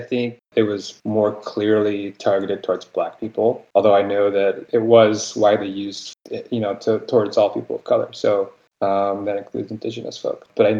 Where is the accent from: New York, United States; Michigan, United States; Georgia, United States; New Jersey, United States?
Michigan, United States; moved away as an adult; now in Portland, United States; So I'm from Michigan, born and raised, but I've moved to Portland, Oregon, about 4 years ago.